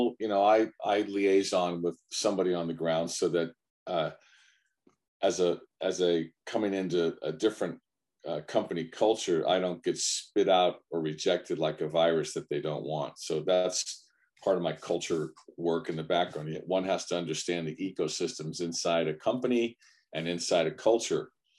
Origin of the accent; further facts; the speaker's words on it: United States; I'm an American, Italian American